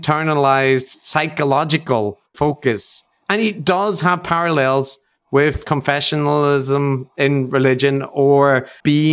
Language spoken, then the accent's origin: English; Northern Ireland, United Kingdom; as white people from Northern Ireland